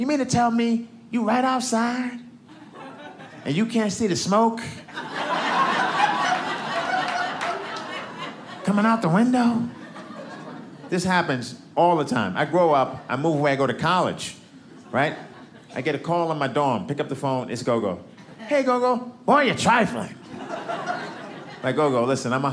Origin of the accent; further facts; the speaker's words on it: New York City, New York, United States; now in Los Angeles, United States; I'm from Brooklyn